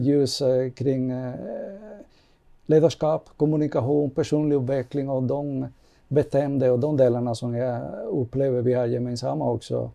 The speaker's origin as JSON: {"language": "Swedish", "country": "Cuba", "tie": "born or raised there", "also_born_or_lived": "Kyiv, Ukraine", "moved": "yes", "lives_now": "Sweden", "said": "jag kommer från Kuba och det har jag fått uppleva en helt annan ledarskap och en helt annan kultur och mentalitet"}